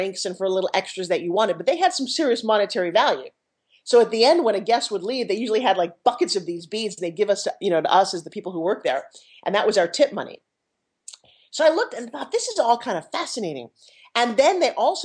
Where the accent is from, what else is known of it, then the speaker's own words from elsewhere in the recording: New York, United States; moved away as an adult; also born or lived in Los Angeles; I'm from New York